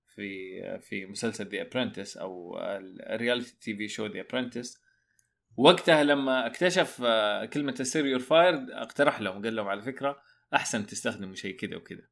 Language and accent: Arabic; Saudi Arabia; عندنا في السعودية